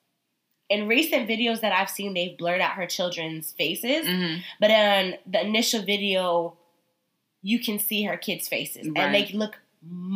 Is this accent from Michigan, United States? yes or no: no; Connecticut, United States; I am from Connecticut